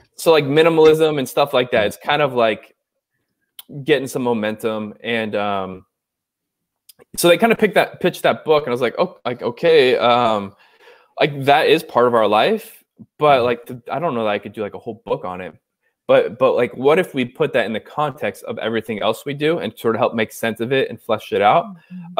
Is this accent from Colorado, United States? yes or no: no; Orange County, California, United States; so I'm from Southern California, so from from Orange County, California. Grew up uh, sort of like a I call like a country club kid